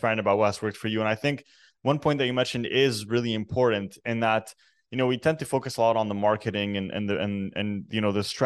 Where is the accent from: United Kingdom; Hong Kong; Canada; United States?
Canada; I'm actually born and raised in Canada. My parents are originally Lebanese